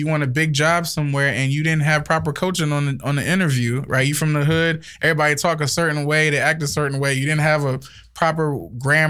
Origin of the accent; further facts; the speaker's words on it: Liberia; accent: Liberian; now in United States; I'm African, so I've seen different sides of it. I'm from Liberia